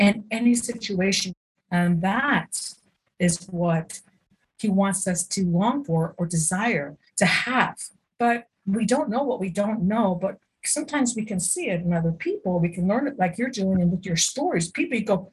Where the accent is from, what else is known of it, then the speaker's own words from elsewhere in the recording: United States; I'm an American, right? Life, liberty, and the pursuit of happiness. This is what it's about. We don't know anything else. We grew up in this culture